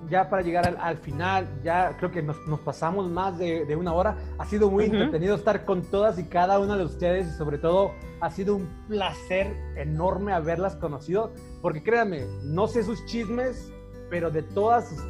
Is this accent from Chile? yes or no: no; Jalisco, Mexico; Este, pues todos somos de Jalisco entonces, ¿no?